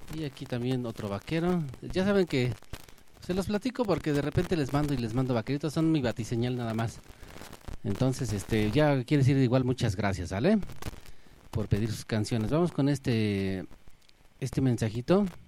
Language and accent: Spanish; San Martín de las Pirámides, State of Mexico, Mexico; ahí en el centro de San Martín de las Pirámides, bueno, es de donde yo soy